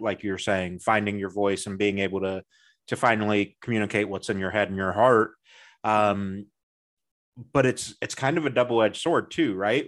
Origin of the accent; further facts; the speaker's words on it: Midwest, United States; I'm from the Midwest